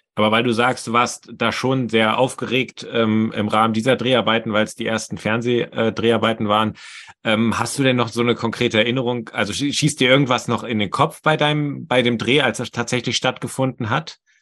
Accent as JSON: {"language": "German", "town": "Potsdam", "region": "Brandenburg", "country": "Germany", "moved": "as an adult", "lives_now": "Bremen, Germany", "said": "ich bin eigentlich auch hier Potsdamer, wohne aber zurzeit in Bremen"}